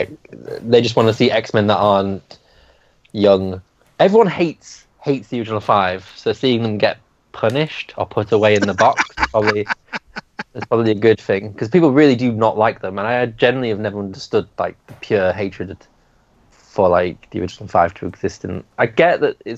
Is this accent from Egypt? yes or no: no; United Kingdom; I'm too British